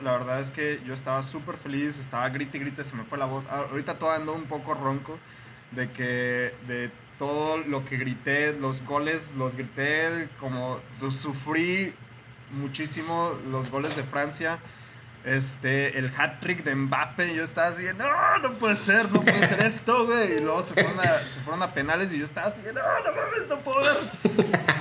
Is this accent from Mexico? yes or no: yes; Mexico; a los que somos mexicanos